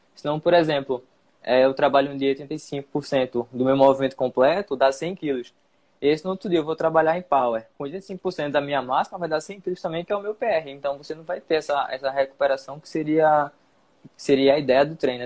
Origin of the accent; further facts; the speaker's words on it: Recife, Pernambuco, Brazil; sou de Recife, Pernambuco